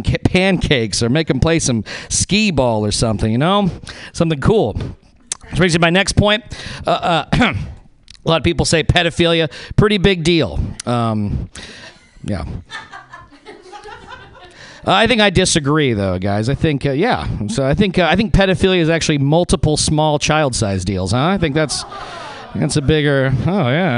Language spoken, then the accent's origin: English; Reno, Nevada, United States; moved away; I'm from Reno, Nevada, originally